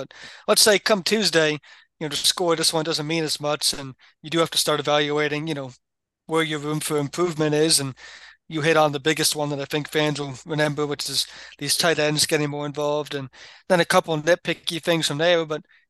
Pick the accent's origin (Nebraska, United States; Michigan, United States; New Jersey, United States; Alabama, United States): New Jersey, United States; Tony was in attendance back in my home state of New Jersey